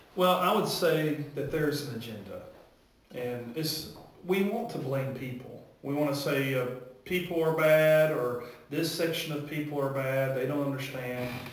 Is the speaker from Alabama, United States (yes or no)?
yes; Warrior, Alabama, United States; also born or lived in Texas; now in Wedowee, United States; I grew up in Alabama. I'm from Warrior, Alabama